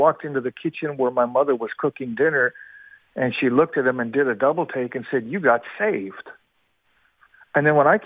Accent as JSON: {"language": "English", "town": "Seattle", "region": "Washington", "country": "United States", "tie": "born or raised there", "also_born_or_lived": "Kamloops, British Columbia, Canada", "said": "I was born in Kamloops, British Columbia, Canada, and at the age of 6 years old, we immigrated to Seattle, Washington."}